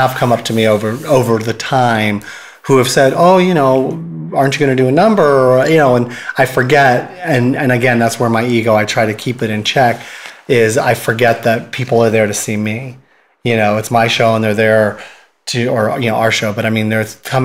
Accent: San Francisco, California, United States; I grew up here in San Francisco

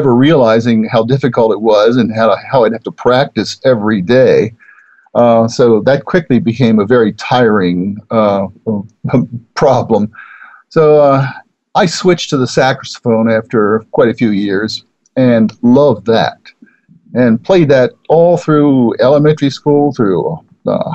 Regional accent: Baltimore, Maryland, United States; now in Claremont, United States; I grew up in Baltimore

